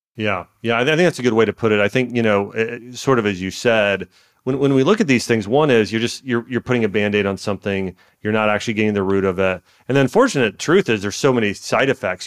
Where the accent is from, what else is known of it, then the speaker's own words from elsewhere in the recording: Dayton, Ohio, United States; I grew up in Dayton, Ohio